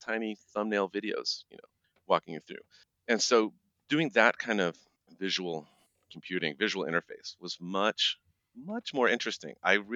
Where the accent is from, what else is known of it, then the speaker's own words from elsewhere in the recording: Midwest, United States; moved away; I'm originally from the Midwest